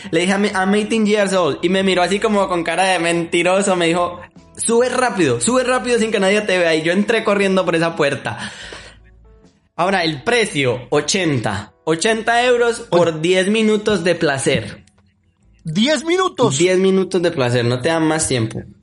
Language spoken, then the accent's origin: Spanish; Colombia; Como buen colombiano